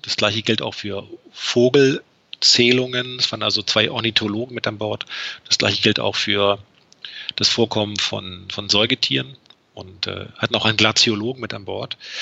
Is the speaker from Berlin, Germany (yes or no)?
yes; Berlin, Germany; bei uns in Berlin